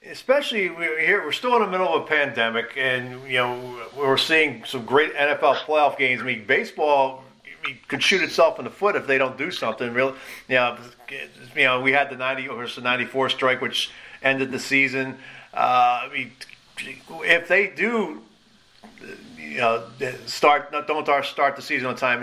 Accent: Philadelphia, Pennsylvania, United States; when I was growing up in Philadelphia.

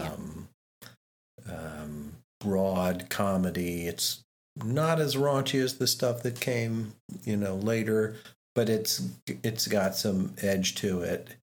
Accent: United States; I'm the American in the group

